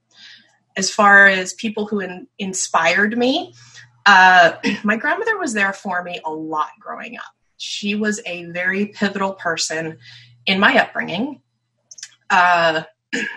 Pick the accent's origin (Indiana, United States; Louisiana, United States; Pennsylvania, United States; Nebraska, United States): Pennsylvania, United States; north of Philadelphia, eastern; I grew up in eastern Pennsylvania, north of Philadelphia